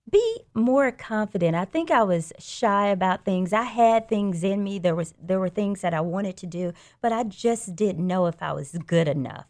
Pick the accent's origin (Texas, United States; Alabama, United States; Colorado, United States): Alabama, United States; Birmingham; also born or lived in Louisiana; I grew up here in Birmingham. I grew up in the Inslee area, actually, and I graduated from Ramsey